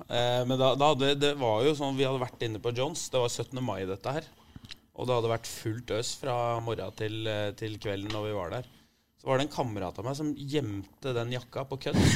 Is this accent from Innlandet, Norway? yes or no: yes; Kongsvinger, Innlandet, Norway; moved away; hvis jeg tilfeldigvis er hjemme på Kongsvinger